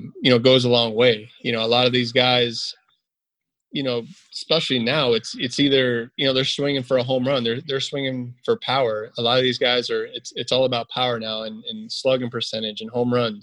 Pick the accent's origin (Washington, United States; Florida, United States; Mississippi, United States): Florida, United States; South; growing up in South Florida